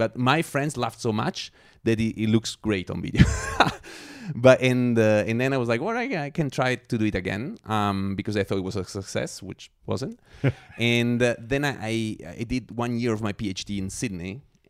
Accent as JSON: {"language": "English", "region": "Scotland", "country": "United Kingdom", "said": "That was in Zurich. Yeah. I'm a Scot."}